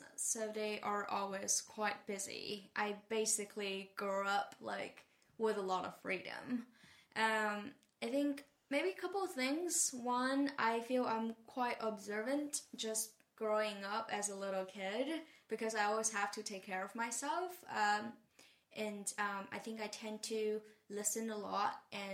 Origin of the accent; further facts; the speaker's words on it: Taizhou, Zhejiang, China; English is a second language; moved away as an adult; also born or lived in Hangzhou, China / Maine, United States / San Francisco, United States; I grew up in Taizhou, which is a town, well, not small in Chinese sense. And I went to a very influential school for me, middle school and high school in Hangzhou. So I left home at 12 and spent a lot of time in Hangzhou in my forming years